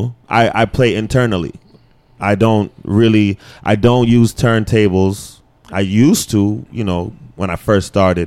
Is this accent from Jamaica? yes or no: yes; Jamaica; I'm Jamaican.